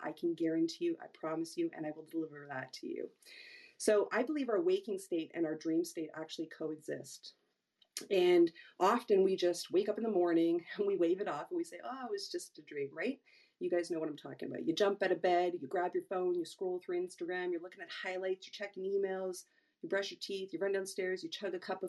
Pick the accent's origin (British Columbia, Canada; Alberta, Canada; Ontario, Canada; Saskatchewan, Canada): Ontario, Canada; Toronto; I hail from Toronto, Ontario, Canada